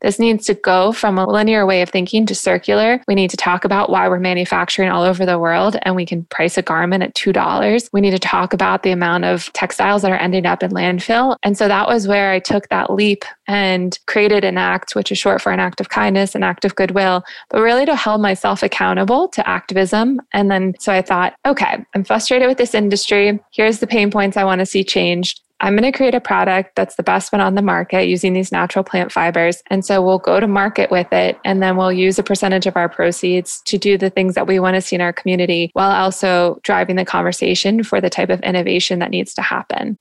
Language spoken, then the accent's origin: English; Jacksonville, Florida, United States; I'm from Jacksonville